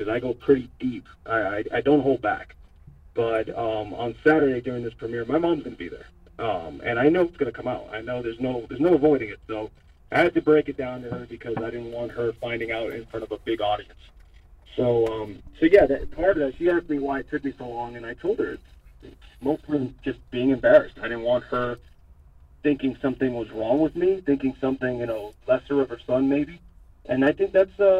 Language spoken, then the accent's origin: English; Hialeah, Florida, United States; I was born and raised in Hialeah